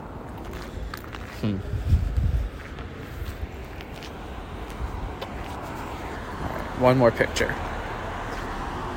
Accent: United States; which I feel like gives me away automatically as an American

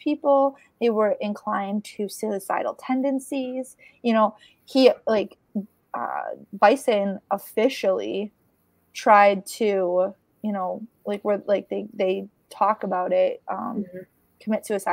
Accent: Chicago, Illinois, United States; now in Detroit, United States; I grew up in Chicago

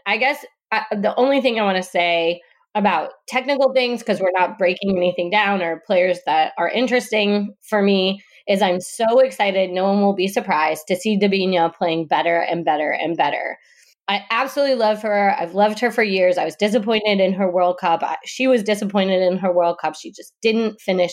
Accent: Detroit, Michigan, United States; I'm from Detroit

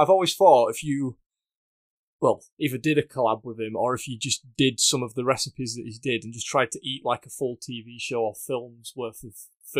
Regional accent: United Kingdom; I'm a Brit.

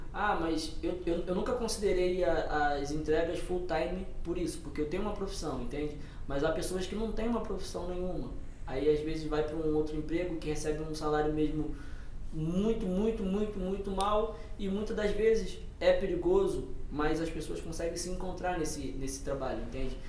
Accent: Rio de Janeiro, Brazil; moved away as an adult; also born or lived in Minas Gerais; now in Portugal; eu saí do Rio de Janeiro antes de vir e morei oito meses em Minas Gerais

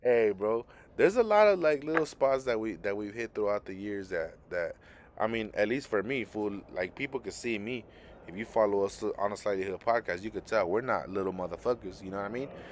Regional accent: Los Angeles, California, United States; also born or lived in South Central, Los Angeles; I grew up in Boyle Heights

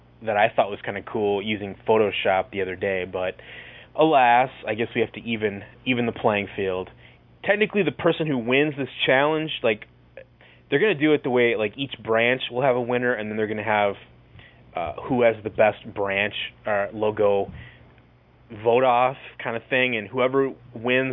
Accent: Racine, Wisconsin, United States; my hometown Racine, Wisconsin

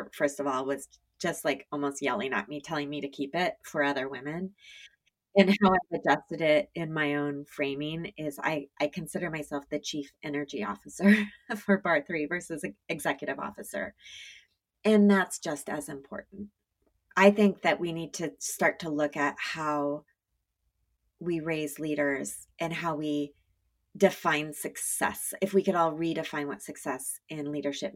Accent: Eugene, Oregon, United States; moved away as an adult; also born or lived in Los Angeles; I grew up in Eugene, Oregon

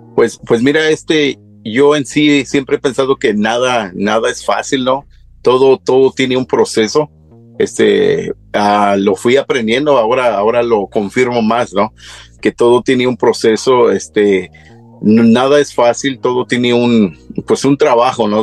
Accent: Tacámbaro, Michoacán, Mexico; moved away; soy originario de Michoacán

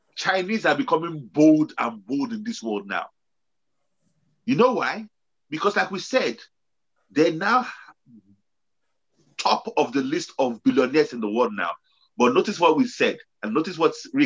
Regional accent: Nigeria; growing up in Nigeria, growing up in Africa

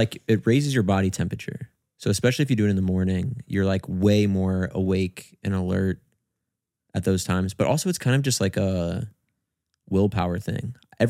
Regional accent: Cincinnati, Ohio, United States; Ohio, Cincinnati.

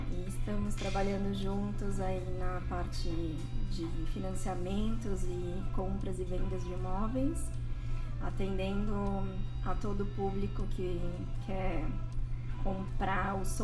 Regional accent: Brazil; Sou brasileira.

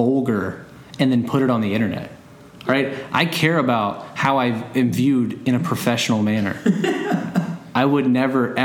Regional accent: Dallas, Texas, United States; also born or lived in Japan; I'm from Dallas, Texas.

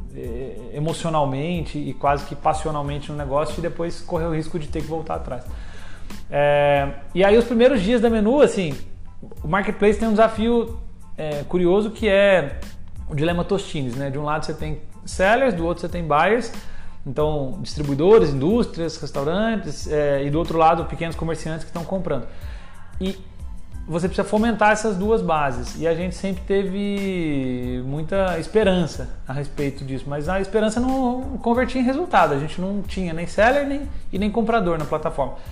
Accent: São Lourenço, Minas Gerais, Brazil; moved away as an adult; now in São Paulo, Brazil; sou nascido em Minas, uma cidade no interior, São Lourenço

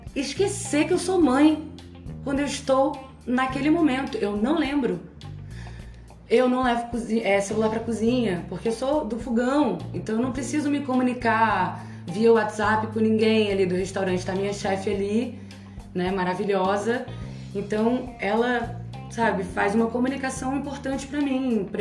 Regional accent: Ceará, Brazil; now in Rio de Janeiro, Brazil; Passei a minha infância, nasci numa colônia libanesa, no Ceará, filha de mãe solteira

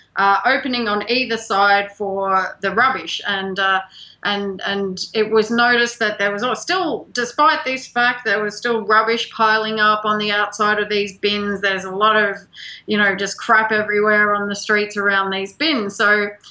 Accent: Australia; moved away; we're both from Australia

